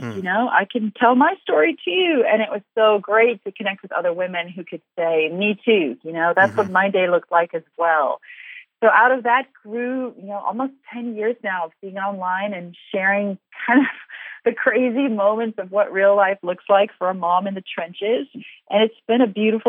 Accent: South Africa; moved away as an adult; also born or lived in Ukraine; I'm from South Africa originally, and we've lived overseas quite a lot

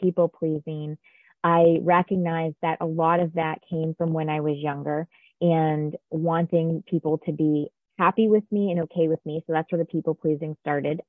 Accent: Connecticut, United States; I actually grew up in a small town in Connecticut

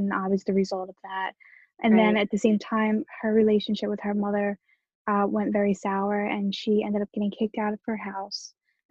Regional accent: Romania; born there; So I was born in Romania in 1988.

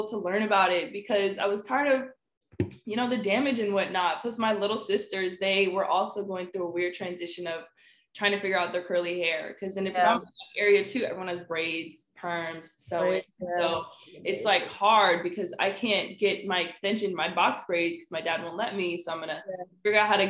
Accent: Oxon Hill, Maryland, United States; I'm from Oxon Hill. A lot of people don't know. It's pretty ghetto there.

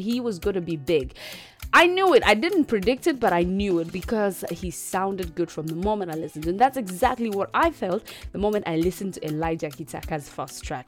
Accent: Uganda; Straight out of the motherland the part of Africa

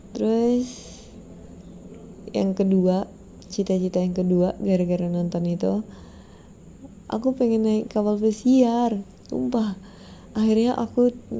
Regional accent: Pekanbaru, Riau, Indonesia; kayak aku warga Pekanbaru

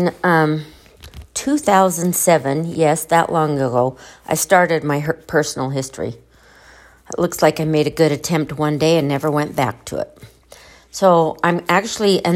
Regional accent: Salina, Utah, United States; And I was born in Salina.

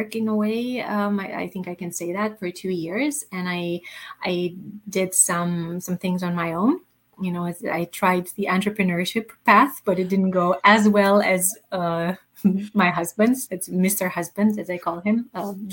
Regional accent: Romania; moved away; also born or lived in Germany / Canada; I come originally from Romania. I lived in Germany and in Canada

